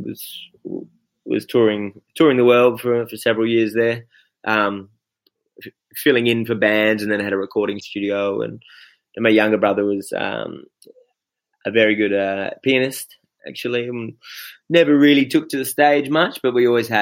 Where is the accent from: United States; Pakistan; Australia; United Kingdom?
Australia; Perth, Western Australia; I came up in the southern suburbs around Cannington.